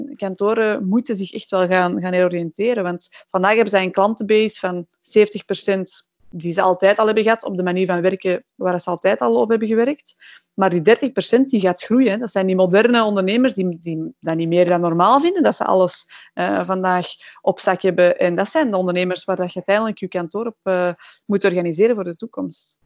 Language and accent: Dutch; Belgium; we zeggen dat niet graag als Belgen